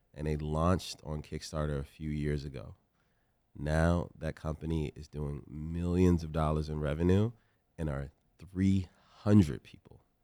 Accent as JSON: {"language": "English", "town": "Richmond", "region": "Virginia", "country": "United States", "tie": "born or raised there", "said": "I come from South Side, Richmond, Virginia."}